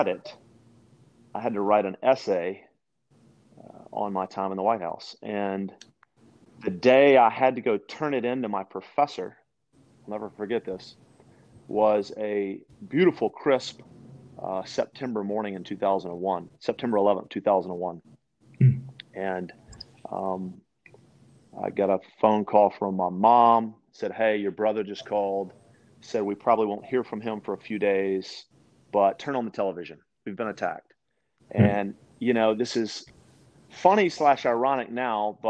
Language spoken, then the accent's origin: English; West Monroe, Louisiana, United States; also born or lived in Shreveport, Louisiana / Branson, Missouri; I was born and raised in the Louisiana